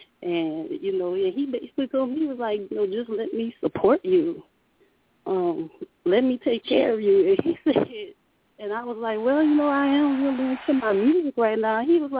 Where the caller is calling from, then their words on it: Louisiana, United States; This is …. I'm calling from Louisiana.